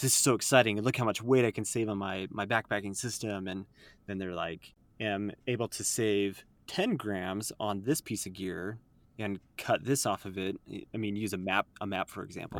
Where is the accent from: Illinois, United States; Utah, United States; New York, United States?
Utah, United States; I'm born and raised in Utah